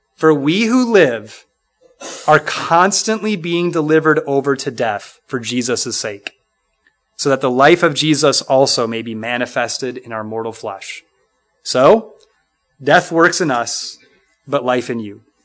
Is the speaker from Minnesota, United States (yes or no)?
yes; Minnesota, United States; The church I grew up in in Minnesota